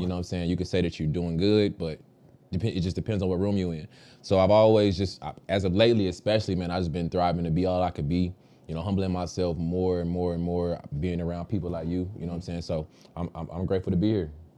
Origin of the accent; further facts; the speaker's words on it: Dallas, Texas, United States; moved away as an adult; also born or lived in Virginia; I'm from Dallas, Texas, originally born and raised